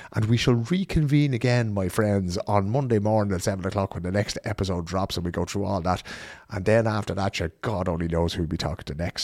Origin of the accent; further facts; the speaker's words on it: Ireland; now in Sweden; We, as Irish people abroad